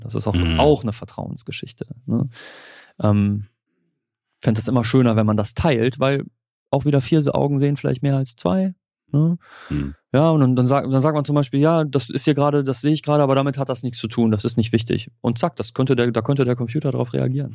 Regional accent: Germany; als Deutscher

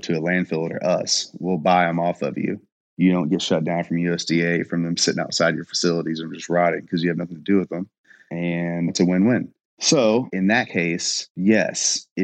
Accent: Louisville, Kentucky, United States; also born or lived in Indiana; I am from Louisville, Kentucky. I lived on the Indiana side and kind of traveled back and forth

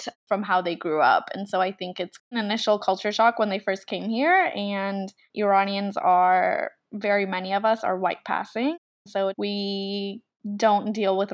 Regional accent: United States; when I was growing up in America

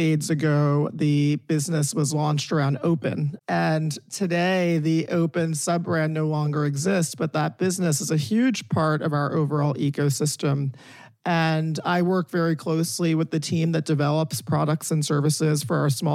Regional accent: South Orange, New Jersey, United States; I'm from South Orange, New Jersey

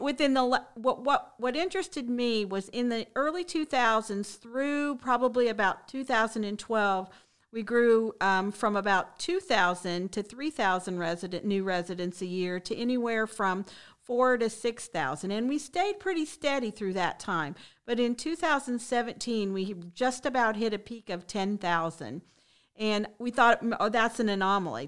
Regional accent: Shelbyville, Indiana, United States; moved away as an adult; now in Bradenton, United States; I'm really originally from the Midwest, so I'm from a small town in Indiana, Shelbyville

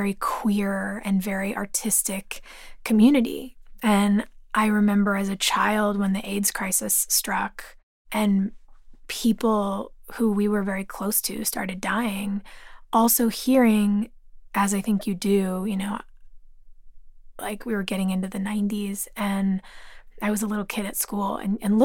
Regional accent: Los Angeles, California, United States; Growing up in Los Angeles

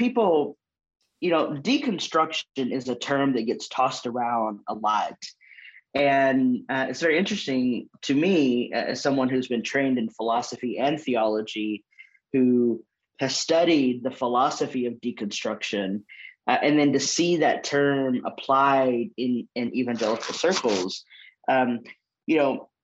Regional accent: Longview, Texas, United States; moved away as an adult; also born or lived in San Antonio, Texas / California; now in Nashville, United States; I was born in Longview, Texas, which is East Texas

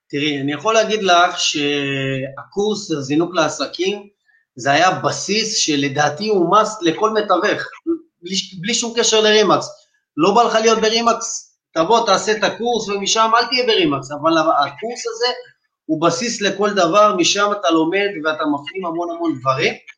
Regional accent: Bat Yam, Tel Aviv District, Israel; אני בן 28, מבת ים, בת ים ימי בנשמה, נולדתי פה, גדלתי פה

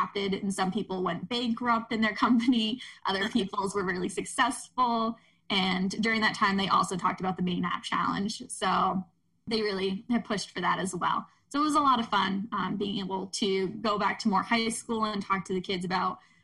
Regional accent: Ellsworth, Maine, United States; I grew up around the Ellsworth area

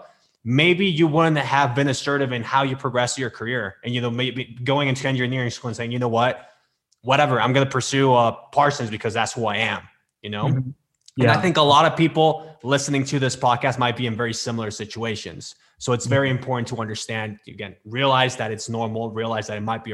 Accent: Mexico; moved away; I'm Mexican. I was born in Mexico, raised in Mexico

